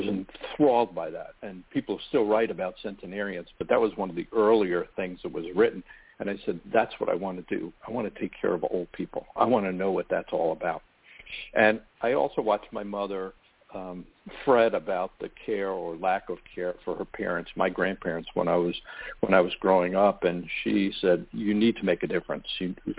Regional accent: Long Island, New York, United States; I grew up on Long Island, New York, and I always wanted to be a doctor.

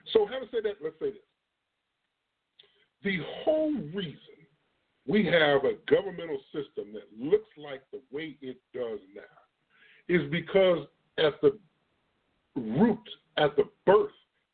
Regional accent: Illinois, United States; now in Texas, United States; The reason why y'all hear my voice sound like it does, I'm from Illinois. I'm not originally from Texas. The South has taken me over, but my body still and my mind still has portions of Illinois in it.

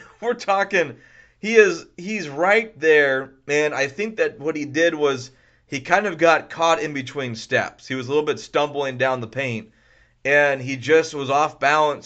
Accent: Houston, Texas, United States; also born or lived in California; I'm from Houston. lived in Houston for most of my life

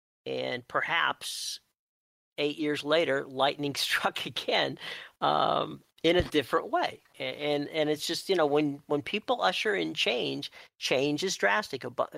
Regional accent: Pittsburgh, Pennsylvania, United States; moved away; originally I'm from the Pittsburgh area, that whole area of Pittsburgh, Youngstown, southwestern Ohio, or southeastern, I'm sorry, Ohio and southeast western West Virginia

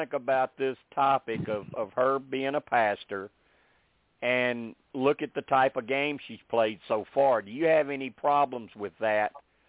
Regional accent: the South, United States; born or raised there

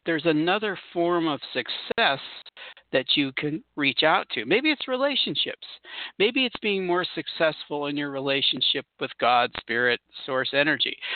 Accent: Southern California, United States; moved away; I come from Southern California

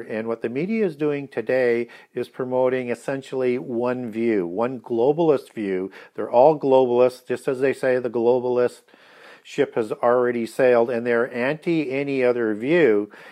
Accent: Canada; being a Canadian

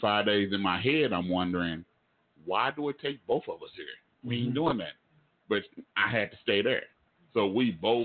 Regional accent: Oklahoma, United States; I'm from Oklahoma

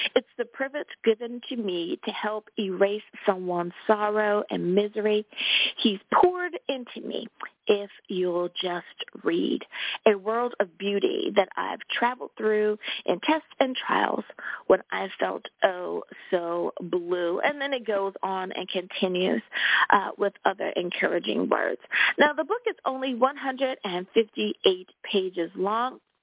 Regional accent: United States; my home country, United States of America.

